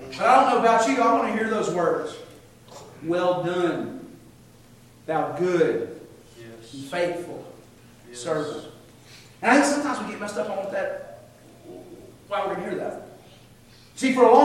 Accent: United States; I'm as American as you can get. I'm a flag-waving American

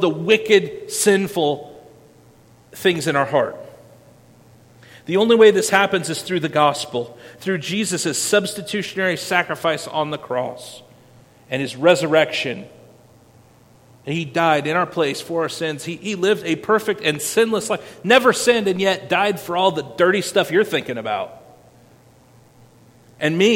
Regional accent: Winterset, Iowa, United States; I grew up in Madison County, Iowa, Winterset, Iowa

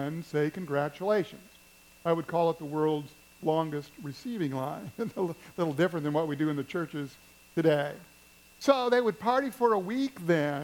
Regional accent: Missouri, United States; Where I grew up in Missouri

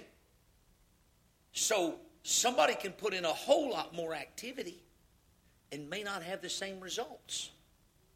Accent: Louisiana, United States; I'm from Louisiana

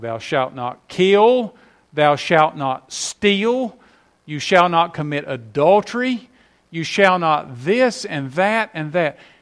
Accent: West Virginia, United States; moved away; up there in my home state

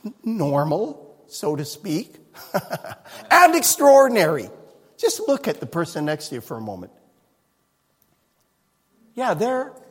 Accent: Canada; Growing up in Canada

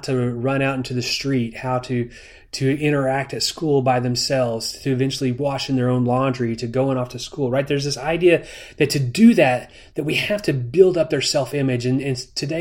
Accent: United States; as an American

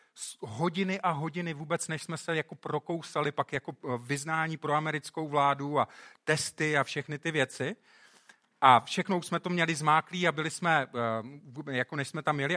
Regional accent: Czechia; moved away; My jsme, v tomhle jsme teda hodně dopředu, jako Češi

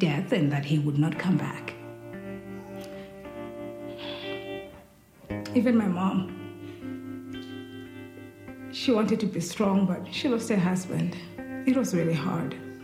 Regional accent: Zimbabwe; I'm from Zimbabwe. It's a little country in the southern part of Africa.

